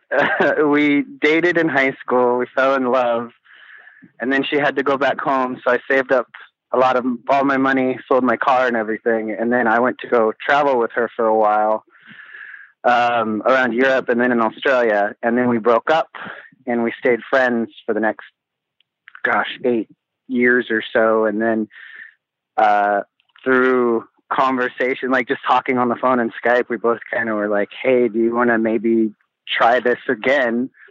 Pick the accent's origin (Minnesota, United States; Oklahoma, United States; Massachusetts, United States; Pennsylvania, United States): Oklahoma, United States; moved away as an adult; now in Helsinki, Finland; from the States. I'm from Oklahoma originally.